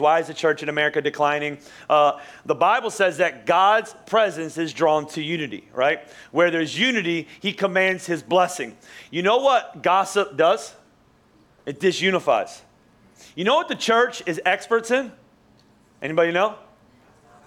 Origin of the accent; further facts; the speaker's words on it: Philadelphia, Pennsylvania, United States; I'm from Philly